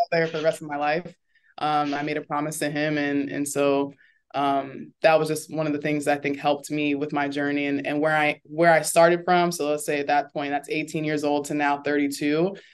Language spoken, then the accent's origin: English; Orlando, Florida, United States; I am from Orlando